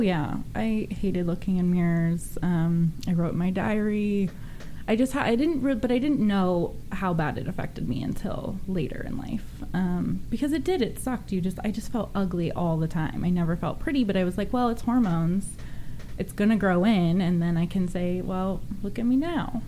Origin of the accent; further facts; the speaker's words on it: Sonoma/Napa area, Northern California, United States; I'm from Northern California, wine country, Sonoma, mm. Napa yeah. area